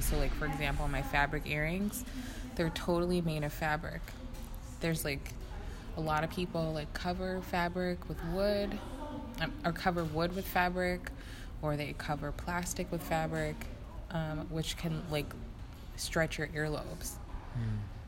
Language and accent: English; United States; being an American